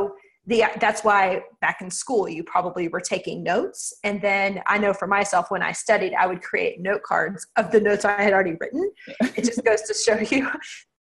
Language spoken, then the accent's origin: English; Texas, United States; I am from Texas